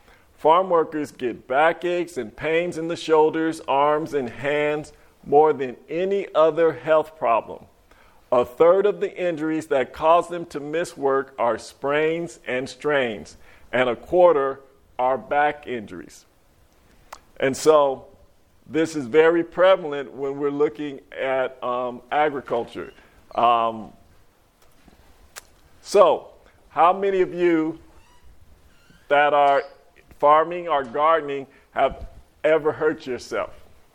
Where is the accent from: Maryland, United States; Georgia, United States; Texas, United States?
Georgia, United States; Monticello; from Monticello, Georgia.